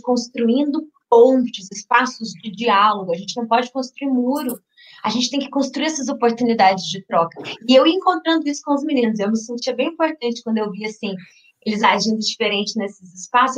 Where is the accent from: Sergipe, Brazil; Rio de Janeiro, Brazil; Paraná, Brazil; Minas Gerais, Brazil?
Minas Gerais, Brazil; now in São Paulo, Brazil; sou mineira por criação, paulista por vocação.